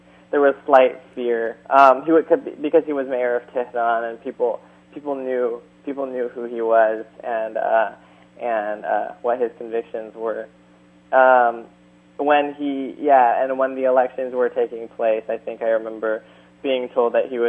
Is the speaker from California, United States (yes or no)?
yes; San Luis Obispo, California, United States; my hometown